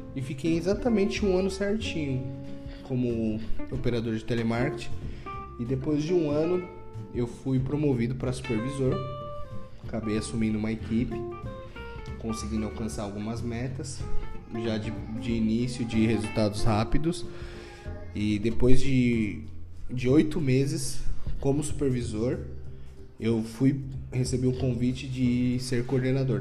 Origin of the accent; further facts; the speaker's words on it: Guarulhos, São Paulo, Brazil; sou nascido em Guarulhos mesmo, sou natural de Guarulhos sou guarulhense nato